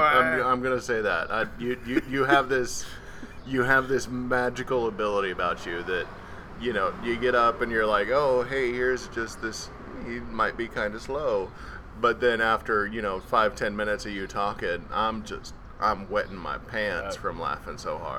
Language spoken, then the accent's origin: English; Austin, Texas, United States; also born or lived in New York; I moved around a lot growing up. I moved from New York to Austin, Texas, and just on a whim decided, hey, I'm going to try out for this.